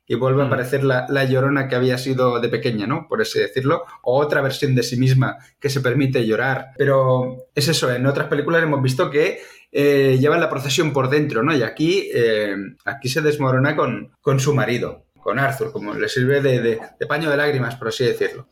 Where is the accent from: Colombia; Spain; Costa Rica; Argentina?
Spain; Catalonia; nosotros siendo catalanes o catalanoparlantes